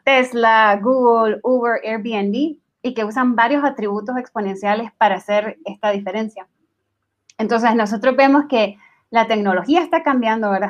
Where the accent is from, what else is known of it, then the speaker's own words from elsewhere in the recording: Nicaragua; now in Guatemala; soy originaria de Nicaragua, pero trabajo en Guatemala